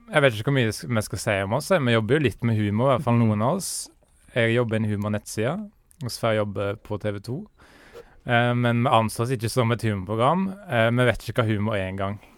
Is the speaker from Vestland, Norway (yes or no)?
no; Eidsvåg, Møre og Romsdal, Norway; Jeg er fra Eidsvåg.